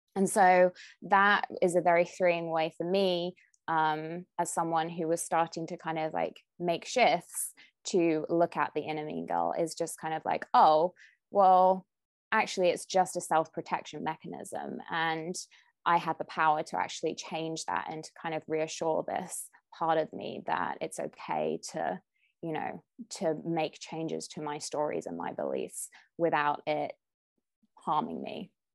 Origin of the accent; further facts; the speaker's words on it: United Kingdom; moved away as an adult; now in California, United States; I'm a Brit with fair skin